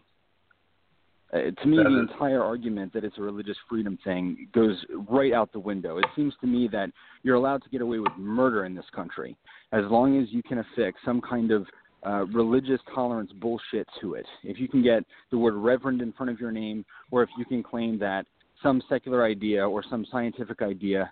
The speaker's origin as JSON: {"language": "English", "region": "northern Wyoming", "country": "United States", "said": "I'm from northern Wyoming."}